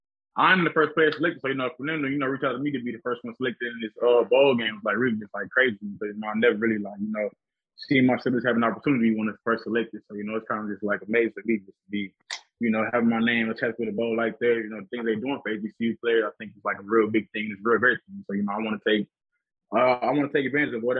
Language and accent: English; St. Louis, Missouri, United States; now in Houston, United States; I'm originally from St. Louis, but, you know, I spend, like, a majority of my time in Houston.